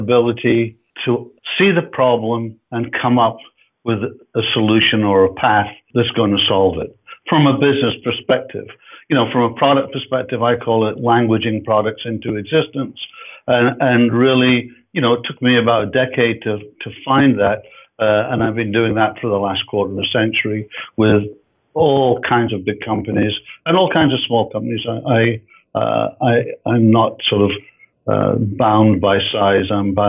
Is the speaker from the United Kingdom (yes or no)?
yes; Edinburgh, Scotland, United Kingdom; moved away as an adult; now in Canada; As you can hear from my voice, I'm not North American. We're actually in Canada, and I'm from Edinburgh. I'm from Scotland.